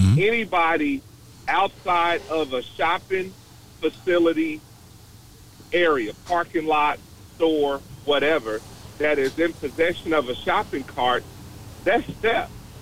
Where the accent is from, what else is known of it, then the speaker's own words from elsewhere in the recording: Dallas, Texas, United States; also born or lived in San Francisco Bay Area, California; And so in 2002, I moved to California. I'm from Dallas, been here my whole life, but 2002, I moved to California to do some work for a company that I was working for at the time. And I stayed there for 8 years, and then I moved back